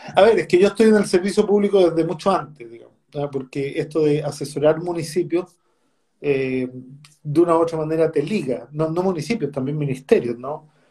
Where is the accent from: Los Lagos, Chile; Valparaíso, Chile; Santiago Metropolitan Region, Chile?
Santiago Metropolitan Region, Chile; Recoleta; con la comuna de Recoleta, en donde yo nací, me crié, me eduqué, trabajé y viví hasta los 40 años.